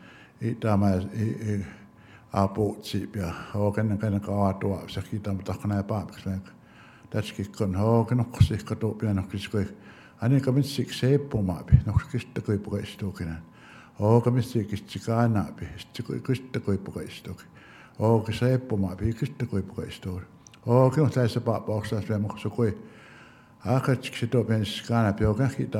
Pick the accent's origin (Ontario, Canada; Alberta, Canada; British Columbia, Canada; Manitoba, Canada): Alberta, Canada; Blood Indian Reserve; first language Blackfoot; English is a second language; I'm from the Blood Indian Reservation, and my ancestor is Meat Gates